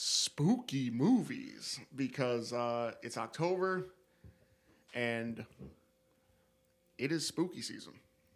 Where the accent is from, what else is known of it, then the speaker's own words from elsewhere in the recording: upstate New York, United States; we are upstate degenerates from New fucking York.